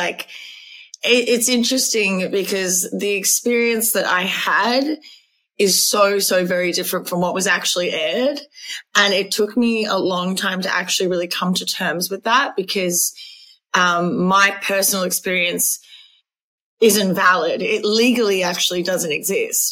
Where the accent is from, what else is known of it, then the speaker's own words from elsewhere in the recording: Australia; I am Australian